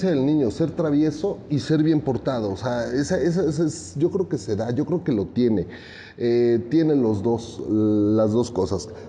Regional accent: Mexico City, Mexico; Yo soy oriundo de la Ciudad de México. Aquí nací y crecí y trabajo.

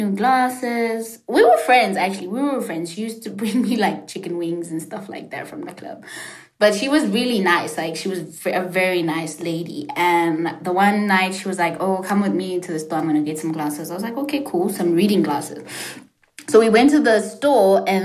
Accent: South Africa; English is a second language; moved away as an adult; also born or lived in Washington, D.C., United States; I'm gonna be sent back to South Africa

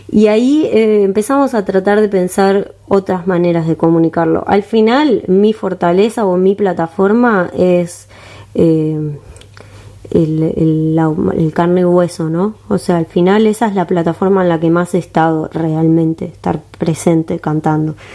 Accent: Montevideo, Uruguay; born there; Nací en Montevideo. Nací en ah, Montevideo.

